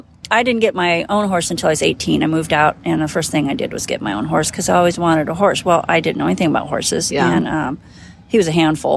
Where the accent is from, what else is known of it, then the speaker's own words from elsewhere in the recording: Colorado, United States; So I was raised in the Colorado country. We had an acre and a half